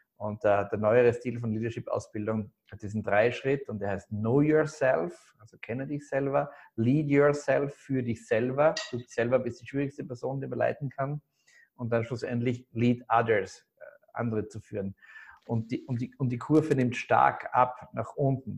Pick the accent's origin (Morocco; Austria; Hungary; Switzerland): Austria; Graz, Styria; moved away; also born or lived in Salzburg; ich komme komm, äh, aus Graz eigentlich, aus einem Süden von Österreich